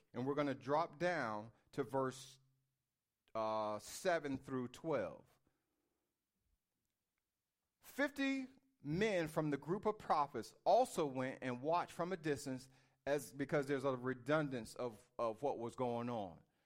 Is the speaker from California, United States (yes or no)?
no; Virginia, United States; I was born in Virginia